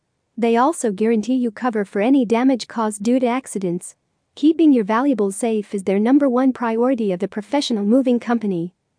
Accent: Rockville, Maryland, United States; from Rockville, Maryland, USA.

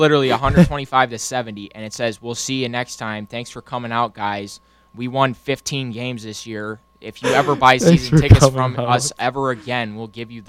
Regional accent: New York City, New York, United States; I'm from the Bronx.

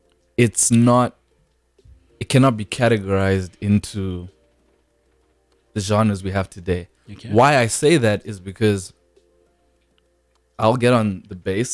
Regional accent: South Africa; also born or lived in Zimbabwe; You're born in Zimbabwe, lived in South Africa, you know.

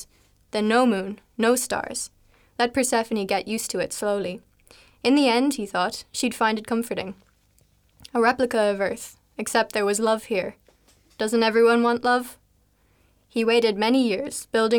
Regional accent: Ireland; first language English; moved away as an adult; now in Leuven, Belgium; I'm from Ireland, and I've come to Leuven to study

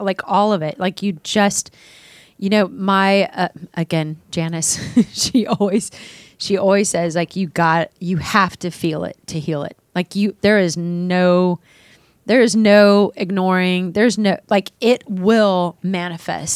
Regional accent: Dallas, Texas, United States; moved away as an adult; also born or lived in San Francisco; growing up in Dallas, my family, we always dressed up

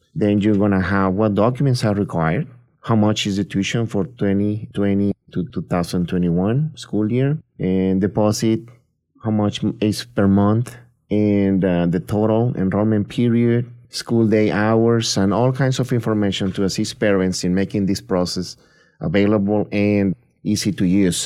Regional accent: Tampico, Tamaulipas, Mexico; moved away as an adult; now in United States; I'm originally born and raised in Mexico. I grew up in a small town in the coast of the Gulf of Mexico, Tampico, Tamaulipas, which is right below Texas.

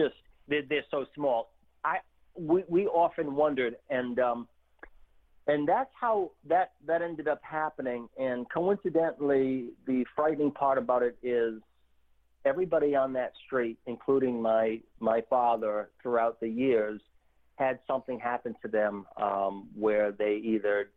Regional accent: Warwick, Rhode Island, United States; also born or lived in Providence, Rhode Island; we moved from Providence, and I spent basically from 9-10 years old all the way up until my 20s living in the suburbs of Warwick, Rhode Island.

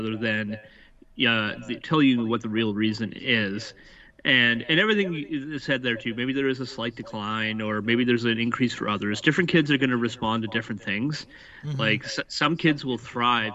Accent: Nova Scotia, Canada; also born or lived in New Brunswick; now in Ontario, Canada; I'm originally from Nova Scotia, moved from New Brunswick, lived in New Brunswick for the last 17 years, and now I'm in Ontario.

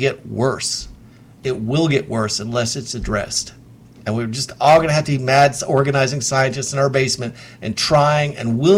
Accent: Knoxville, Tennessee, United States; my family's been in this town for at least five.

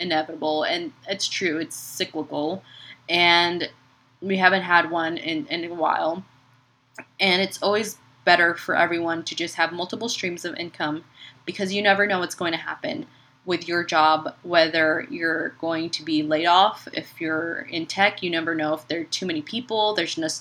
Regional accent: Chicago, Illinois, United States; now in San Antonio, United States; I grew up in Chicago

